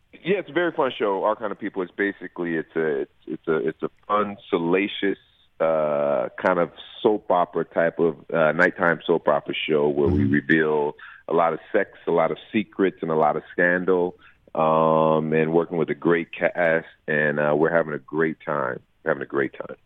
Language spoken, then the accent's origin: English; Los Angeles, California, United States; born and raised in Los Angeles